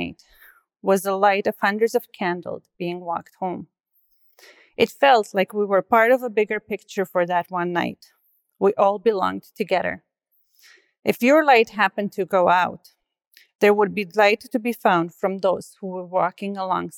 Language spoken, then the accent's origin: English; Brașov, Brașov County, Romania; moved away; I was born in Brasov, Romania. It is located in the historical region of Transylvania. To me, it is the most beautiful city